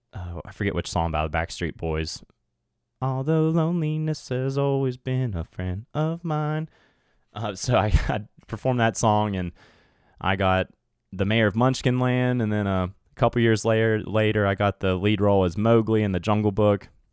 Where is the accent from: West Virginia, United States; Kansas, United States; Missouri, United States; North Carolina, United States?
West Virginia, United States; my home state